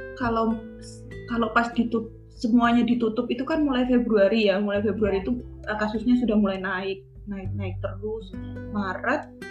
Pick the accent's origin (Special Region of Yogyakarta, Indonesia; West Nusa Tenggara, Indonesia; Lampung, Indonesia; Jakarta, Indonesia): Special Region of Yogyakarta, Indonesia; Semanu; moved away as an adult; now in Australia; asal dari uh, asal besar asli Semanu Gunung Kidul.